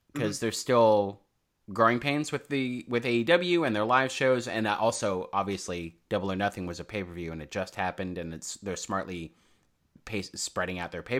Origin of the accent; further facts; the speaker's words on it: New York, United States; Like growing up in New York, we all hated Trump.